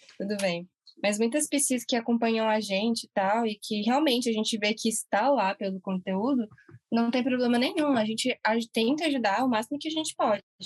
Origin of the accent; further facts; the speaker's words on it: Brasília, Federal District, Brazil; a gente é de Brasília